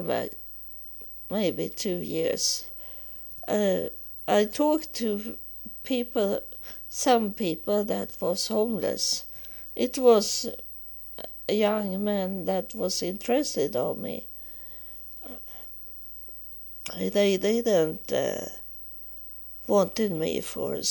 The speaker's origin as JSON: {"language": "English", "country": "Sweden", "also_born_or_lived": "United States", "said": "when I come back to Sweden from being homeless in the United States in 3.5 years"}